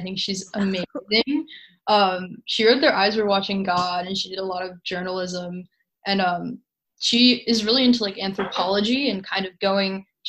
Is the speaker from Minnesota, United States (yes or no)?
no; California, United States; I've gotten a lot closer to my identity as Californian since going to college.